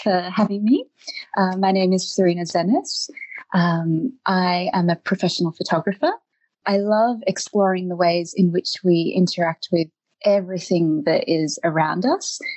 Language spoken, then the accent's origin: English; Eltham, Victoria, Australia; moved away as an adult; also born or lived in Germany / Netherlands; now in Iceland; I'm originally from Australia, uh, where I lived in Eltham.